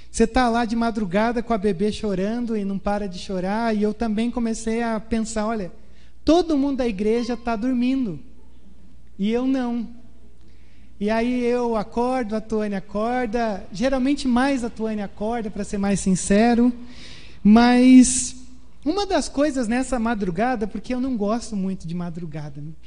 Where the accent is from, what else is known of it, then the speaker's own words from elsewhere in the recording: Porto Alegre, Rio Grande do Sul, Brazil; also born or lived in Pedrinhas; quando a gente mudou de Porto Alegre para Pedrinhas, foi uma chavinha que virou e aí num novo começo, né, numa nova oportunidade de vida.